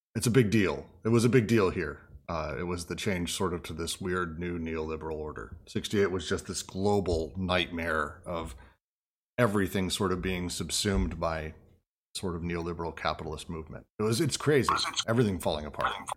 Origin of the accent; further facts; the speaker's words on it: Denver, Colorado, United States; moved away; also born or lived in San Francisco; I grew up in Denver